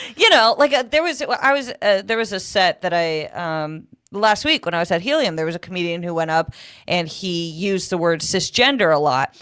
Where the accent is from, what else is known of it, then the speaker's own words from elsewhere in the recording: Connecticut, United States; moved away as an adult; also born or lived in Texas; now in Southern California, United States; I grew up in Connecticut